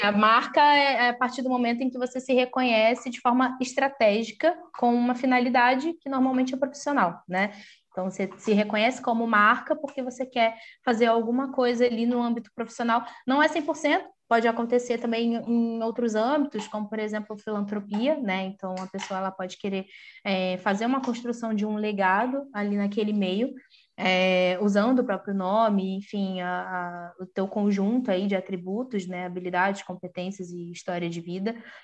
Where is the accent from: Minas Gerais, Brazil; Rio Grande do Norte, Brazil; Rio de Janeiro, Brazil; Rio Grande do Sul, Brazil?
Rio de Janeiro, Brazil; also born or lived in São Paulo; eu sou do Rio de Janeiro